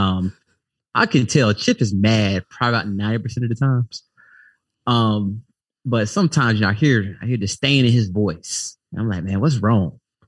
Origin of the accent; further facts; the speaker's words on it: Florida, United States; I'm from Duval County, stand up by way of Fred.